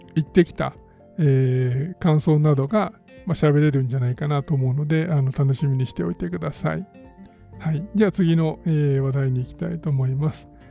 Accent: Kyoto, Japan; 地元の京都

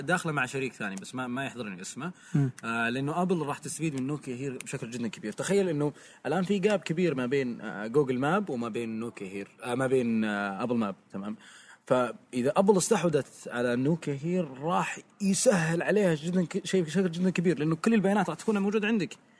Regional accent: Saudi Arabia; عندنا بالسعوديه

